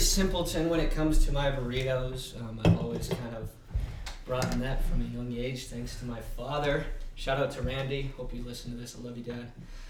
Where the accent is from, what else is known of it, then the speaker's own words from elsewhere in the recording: Pueblo, Colorado, United States; my hometown of Pueblo